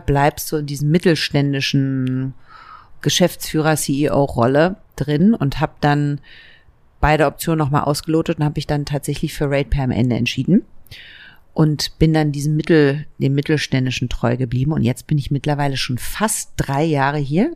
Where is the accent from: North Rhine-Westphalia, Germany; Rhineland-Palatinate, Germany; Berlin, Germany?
Berlin, Germany; ich bin in West-Berlin geboren und zwar im Südwesten von Berlin, fast an der Mauer. Da bin ich aufgewachsen